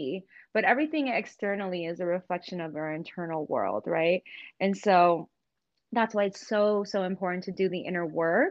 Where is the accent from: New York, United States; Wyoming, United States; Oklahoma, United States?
New York, United States; growing up in New York